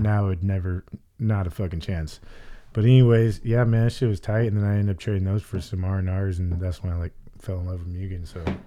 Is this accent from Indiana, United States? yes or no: no; Arizona, United States; I'm fucking from Arizona, born and raised